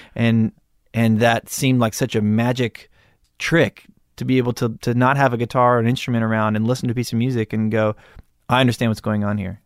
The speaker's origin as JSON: {"language": "English", "town": "Malibu", "region": "California", "country": "United States", "tie": "born or raised there", "said": "I grew up in Malibu."}